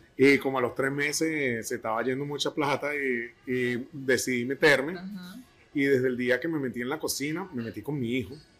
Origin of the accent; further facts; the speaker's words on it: San Cristóbal, Táchira, Venezuela; moved away; Yo soy de San Cristóbal